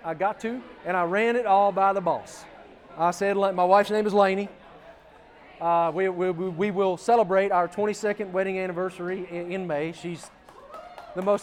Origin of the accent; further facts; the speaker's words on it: Appalachia, United States; It's where we're from. I grew up in Appalachia